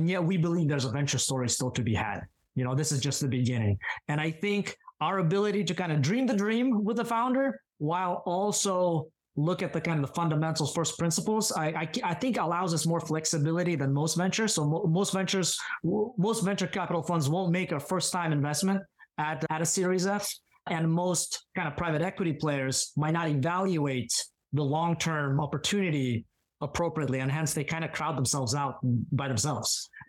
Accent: Pacific Northwest, United States; And so my family, when we moved to the States, that kind of passion for medicine continued. So I grew up in the Pacific Northwest

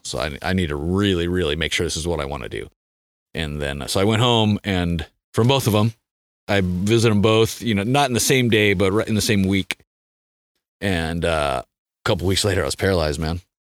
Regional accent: San Diego, California, United States; also born or lived in Mammoth Lakes, California; I grew up in San Diego

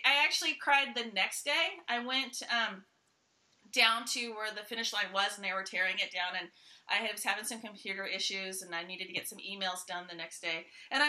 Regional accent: Santa Rosa, California, United States; now in Austin, United States; It's my hometown. So So I went home to race my first Ironman.

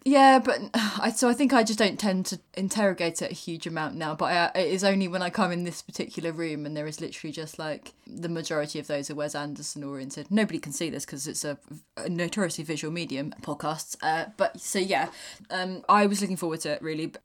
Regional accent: United Kingdom; being a British person

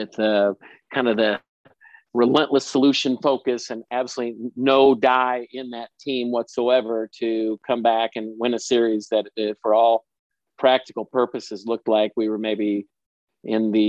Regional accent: Cedar Rapids, Iowa, United States; moved away as an adult; also born or lived in Missouri; now in St. Louis, United States; I'm not a St. Louis guy. I grew up in Cedar Rapids, Iowa

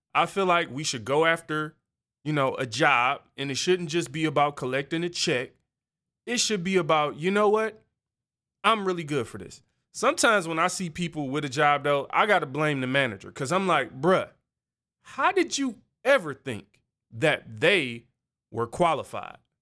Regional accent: Detroit, Michigan, United States; I grew up on Seven Mile, where you kinda learn to mind your own business.

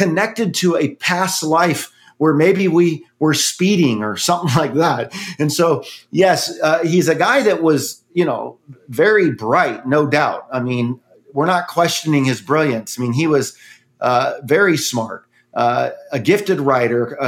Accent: South Orange County, California, United States; as a kid growing up in California

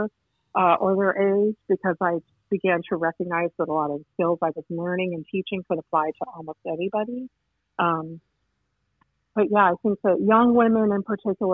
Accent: Houston, Texas, United States; also born or lived in Chicago, Illinois; now in Evanston, United States; I grew up in Houston, Texas, and then I lived in Chicago until very recently.

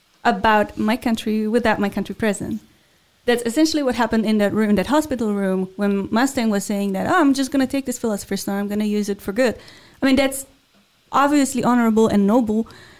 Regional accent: Czechia; And I'm from the Czech Republic.

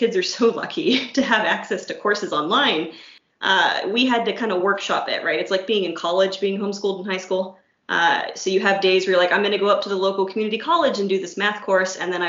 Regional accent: Steubenville, Ohio, United States; I grew up in Steubenville, Ohio, which is where Franciscan University is

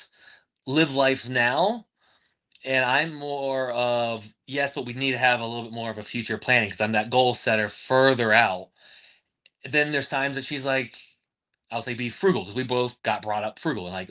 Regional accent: Plant City, Florida, United States; moved away; live close to Plant City, Florida, which is my hometown

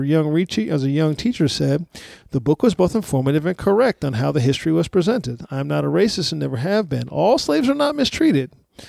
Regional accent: San Antonio, Texas, United States; 8th grade American history class at Great Hearts Monte Vista in San Antonio, my hometown.

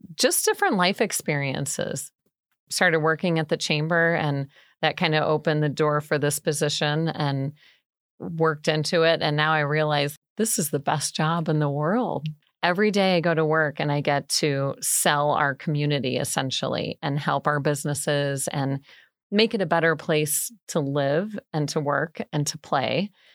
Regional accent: Bourbonnais, Illinois, United States; also born or lived in DeKalb, Illinois / Northern Wisconsin; I grew up born and raised in Bourbonnais

